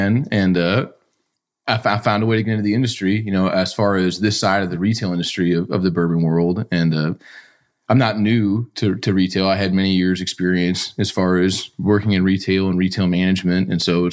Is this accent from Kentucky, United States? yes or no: yes; Louisville, Kentucky, United States; I'm homegrown. I'm from Louisville